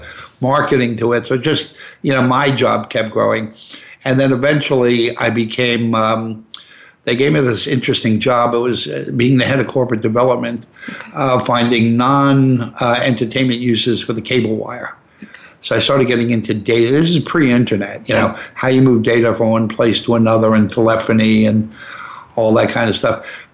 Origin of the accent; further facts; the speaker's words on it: New York, United States; I said, listen, I'm just not interested. I'm a New Yorker.